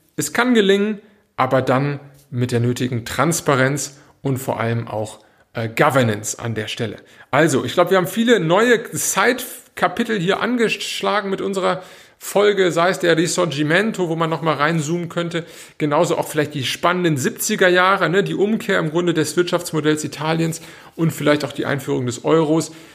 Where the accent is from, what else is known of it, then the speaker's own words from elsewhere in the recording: Cologne, North Rhine-Westphalia, Germany; also born or lived in Northern Italy; now in Italy; Ich komme jetzt aus Köln